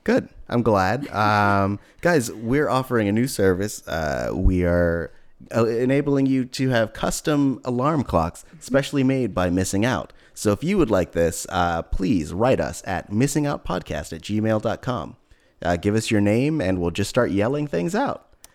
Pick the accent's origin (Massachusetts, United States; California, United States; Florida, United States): California, United States; Hayward; moved away; also born or lived in East Menlo Park / San Francisco; I'm originally from Hayward